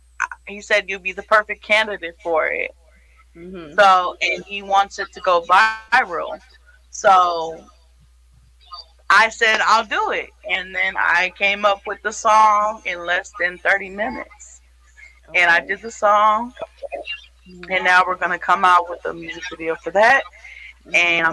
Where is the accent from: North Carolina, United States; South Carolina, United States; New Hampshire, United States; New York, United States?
New York, United States; born there; also born or lived in Florida; now in St. Louis, United States; So, I was born in New York, upstate New York. I moved to Florida, and I moved there with my family. I moved to St. Louis by myself to be independent. I've been here 8 years